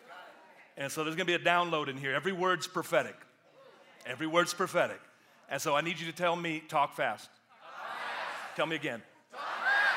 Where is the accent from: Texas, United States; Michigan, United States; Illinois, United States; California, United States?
California, United States; Oakland; now in Atlanta, United States; I come from Oakland, California originally, And so I grew up in the hood